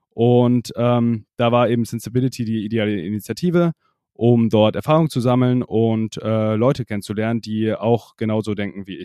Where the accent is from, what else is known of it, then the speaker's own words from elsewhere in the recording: Freising, Bavaria, Germany; Genau, also ich komme aus der Nähe von München, also genauer gesagt Freising, das kennt vielleicht nicht jeder.